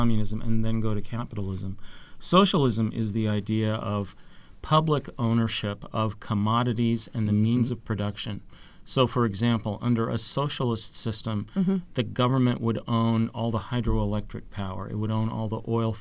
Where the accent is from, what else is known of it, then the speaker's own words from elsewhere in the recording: Seattle, Washington, United States; now in Virginia, United States; I'm from the Seattle area